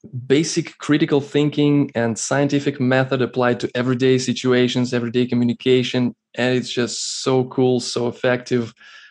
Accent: Moscow, Russia; I'm from Moscow, Russia.

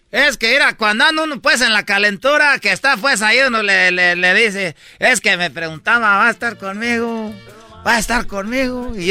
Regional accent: Michoacán, Mexico; como soy pues de Michoacán, nosotros no creas que nomás damos aguacates también

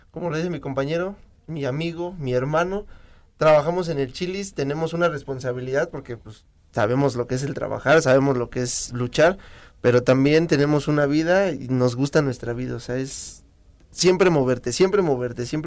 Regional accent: Mexico; amo mi país, amo mis raíces, mi apellido maya.

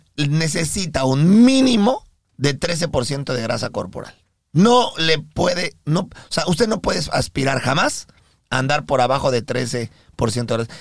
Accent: Mexico; now in United States; nosotros somos mexicanos

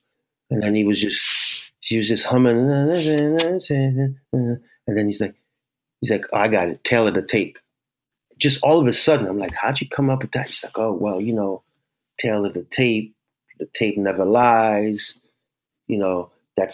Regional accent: New York, United States; I grew up in New York, what, 13, 14, 84, 85.

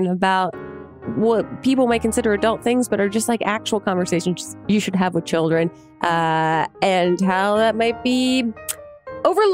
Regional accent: New Jersey, United States; moved away as an adult; now in New York, United States; I'm from New Jersey originally, and also moved to New York after I graduated college

